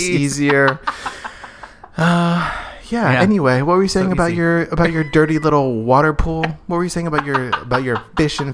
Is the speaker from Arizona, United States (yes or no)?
yes; Arizona, United States; I grew up in Arizona